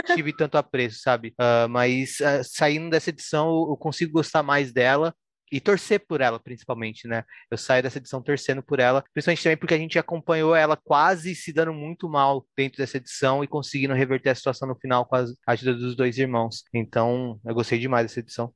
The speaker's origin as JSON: {"language": "Portuguese", "country": "Brazil", "said": "eu sou brasileiro"}